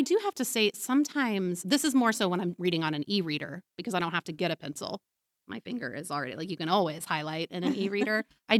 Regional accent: Leavenworth, Kansas, United States; I grew up in Leavenworth, Kansas. So by Kansas standards, it's actually very diverse, you know, and I grew up in a school that was diverse on a whole lot of levels.

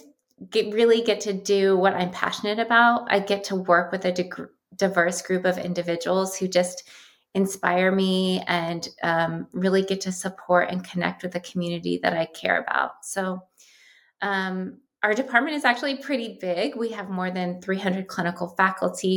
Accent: Columbus, Ohio, United States; moved away as an adult; now in California, United States; I grew up in Columbus, Ohio

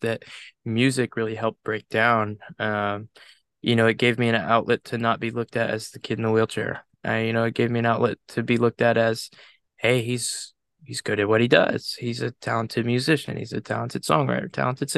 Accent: Enterprise, Alabama, United States; I'm from Enterprise, so it's about 30-ish minutes away from where I'm at.

